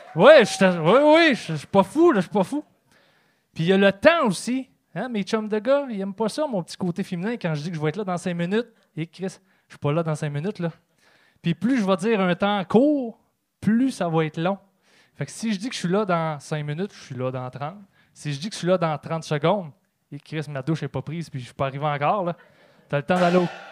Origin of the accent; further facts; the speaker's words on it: Trois-Rivières, Quebec, Canada; je viens de Trois-Rivières